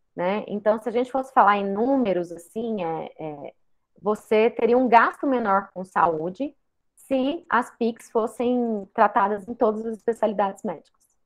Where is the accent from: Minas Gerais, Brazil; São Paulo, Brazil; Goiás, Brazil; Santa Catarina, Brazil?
Goiás, Brazil; Goiânia; eu sou natural de Goiânia